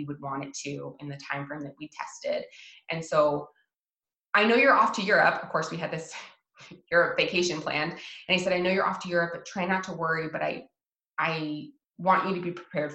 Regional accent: Washington, United States; moved away as an adult; also born or lived in Hawaii; I'm from Washington State. I moved to Hawaii and lived in Hawaii for years and then moved back

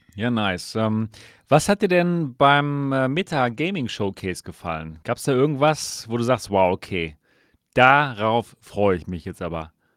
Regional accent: Dortmund, North Rhine-Westphalia, Germany; ich komme aus Dortmund

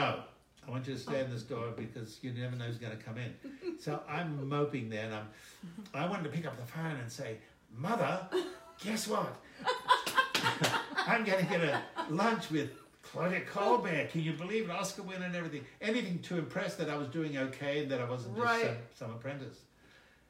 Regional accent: Greece; now in United States

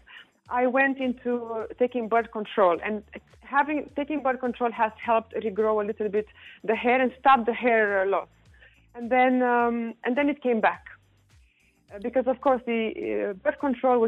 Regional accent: Romania; moved away; I'm from Romania

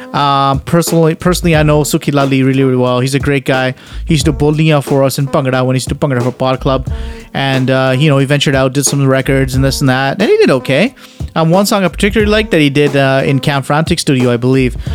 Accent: Canada; I'm Canadian, we sing "Oh Canada," and I'm proud to sing "Oh Canada." I'm born and raised in this country

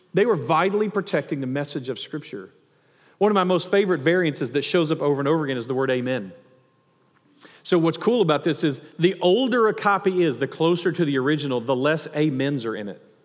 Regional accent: the South, United States; growing up in the South or in the Bible Belt

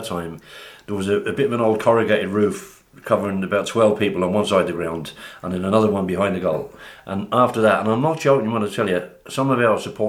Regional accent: London, United Kingdom; moved away as an adult; also born or lived in Sligo, Ireland; they wanted me to live in Sligo. But coming from London to Sligo in 1973 was a bit of a shock.

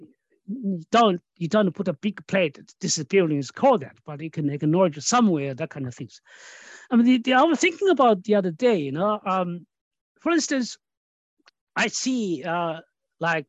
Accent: Australia; I'm Australian

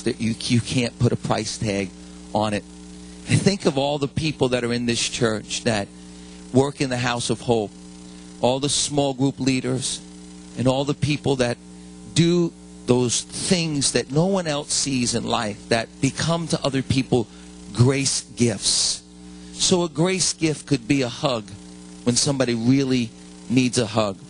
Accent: United States; we as American Christians

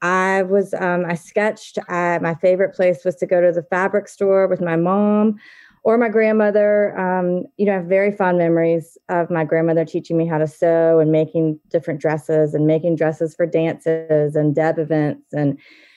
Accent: Charlotte, North Carolina, United States; moved away as an adult; now in Charleston, United States; I am from Charlotte originally, okay. Charlotte, North Carolina, which is a different state.

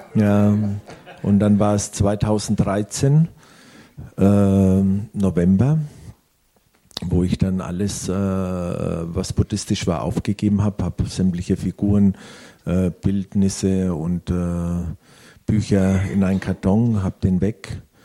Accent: Italy; ich als Italiener, äh, wir wachsen schon mit Gott und Jesus auf

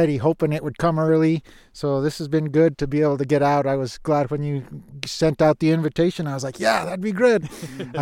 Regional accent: New Mexico, United States; moved away as an adult; also born or lived in Nevada; now in Minnesota, United States; I grew up ice fishing in New Mexico

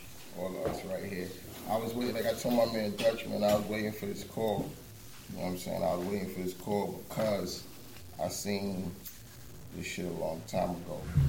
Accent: New York City, New York, United States; Fucking Southside Jamaica, Queens, New York City.

